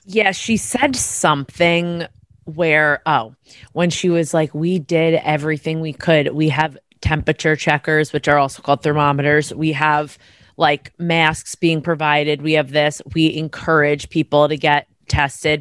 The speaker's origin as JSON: {"language": "English", "region": "New York", "country": "United States", "said": "I'm from New York"}